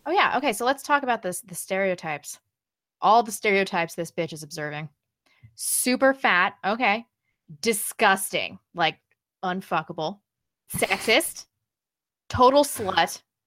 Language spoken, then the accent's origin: English; Missouri, United States; I'm from Missouri